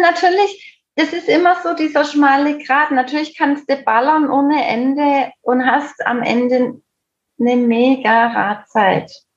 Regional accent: Heilbronn, Baden-Württemberg, Germany; Bei uns in Heilbronn

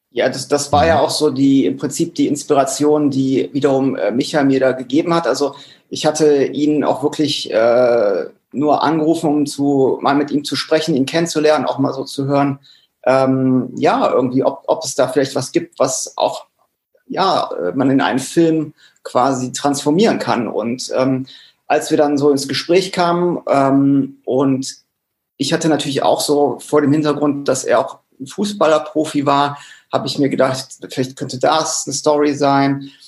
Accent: Cologne, North Rhine-Westphalia, Germany; als Kölner

